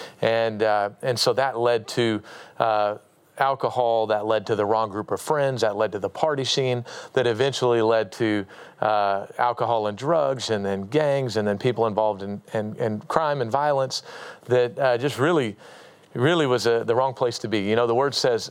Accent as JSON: {"language": "English", "town": "Anchorage", "region": "Alaska", "country": "United States", "tie": "born or raised there", "said": "I grew up in Anchorage, Alaska, born and raised up there"}